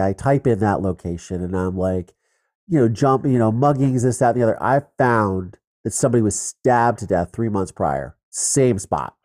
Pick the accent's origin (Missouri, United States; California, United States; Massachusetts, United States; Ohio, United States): Ohio, United States; I grew up in Ohio. We shot guns